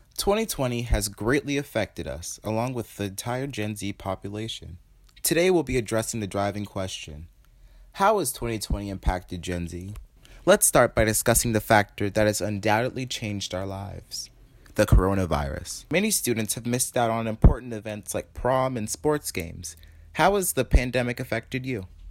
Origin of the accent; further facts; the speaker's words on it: Winnsboro, South Carolina, United States; I'm from Winsboro, South Carolina